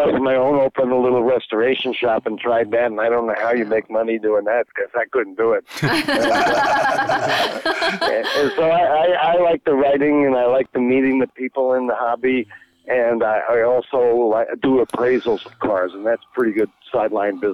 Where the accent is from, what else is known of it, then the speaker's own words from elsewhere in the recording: New York City, New York, United States; moved away as an adult; also born or lived in Wisconsin; I grew up in New York City, and I wanted to be a car designer